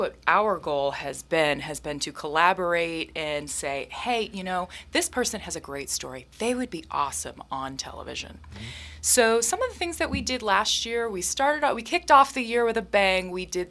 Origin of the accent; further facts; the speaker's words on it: New England, United States; moved away as an adult; also born or lived in New York City / Botswana; now in Ketchikan, United States; I come from New England, so I did grow up near the ocean